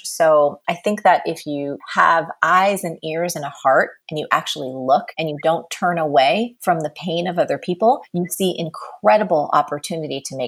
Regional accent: New Jersey, United States; I grew up in New Jersey.

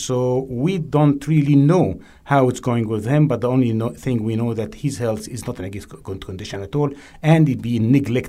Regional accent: Canada; based on our understanding of this as Canadian.

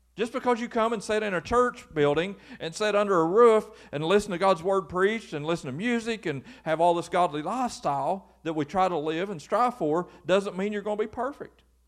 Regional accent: Lewis County, Kentucky, United States; I'm just from Lewis County, and Lewis County's never had anything.

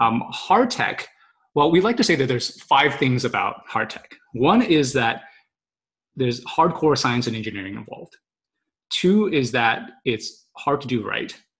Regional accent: Austin, Texas, United States; moved away as an adult; now in California, United States; I grew up in Austin, obviously, and I've maybe as of about you know two or three years ago, I realized that I now spent more time in California than I had in Austin

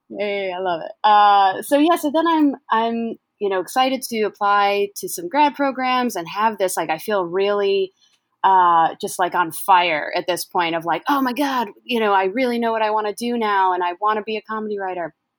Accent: Syracuse, New York, United States; moved away; also born or lived in Rochester, New York; I'm from Syracuse, New York

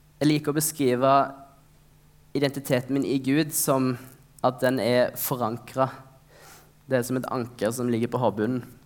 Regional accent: Norway; vi har vokst opp i Norge

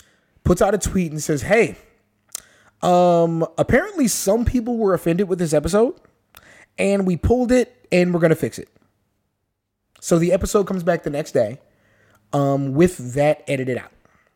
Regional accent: San Antonio, Texas, United States; we're from San Antonio.

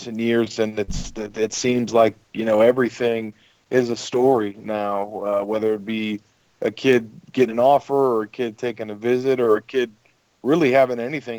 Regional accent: Gainesville, Florida, United States; growing up in Gainesville

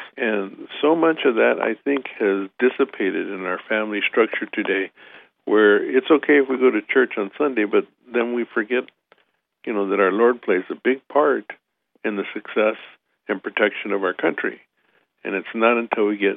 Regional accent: United States; to be an American

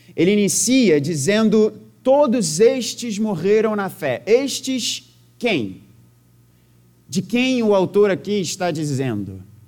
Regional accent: Rio de Janeiro, Brazil; Eu sou nascido e criado no Rio de Janeiro

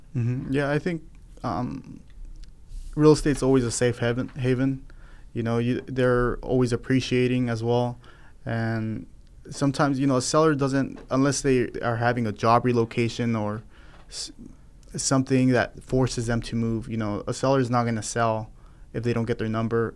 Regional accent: Fresno, California, United States; also born or lived in San Diego; I grew up here in Fresno

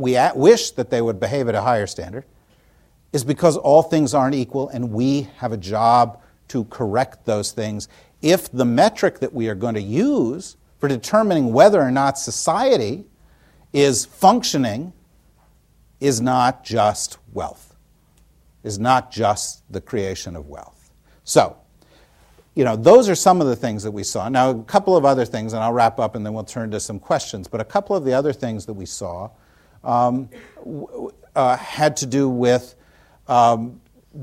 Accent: New Jersey, United States; when Tina and I were growing up in New Jersey

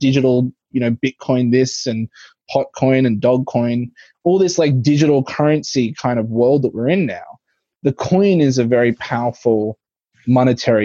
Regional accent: Australia; I grew up in Australia, the Queen was on my currency

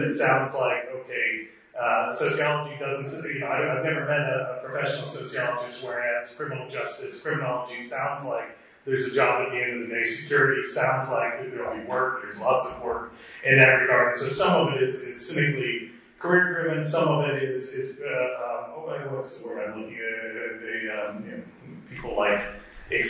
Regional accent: United States; I'm an American

